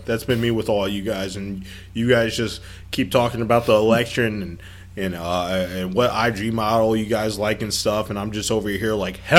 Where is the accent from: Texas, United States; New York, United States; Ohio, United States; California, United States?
Ohio, United States; also born or lived in Spain; I remember when I would tell people I'm from Ohio in Spain